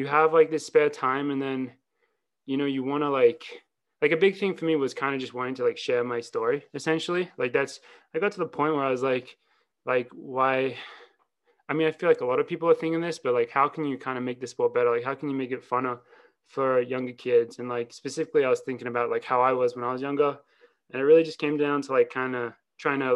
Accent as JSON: {"language": "English", "country": "Australia", "also_born_or_lived": "Wisconsin", "moved": "as an adult", "lives_now": "Boulder, United States", "said": "I'm Australian, ran in Wisconsin, won some NCAA titles. Now I train with Team Boss in Colorado"}